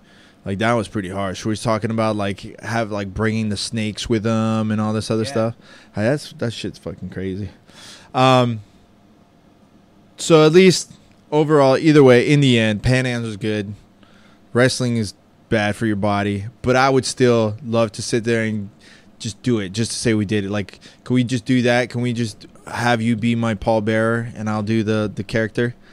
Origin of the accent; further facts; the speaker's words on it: Italy; moved away; I was born in Italy. My parents are from Argentina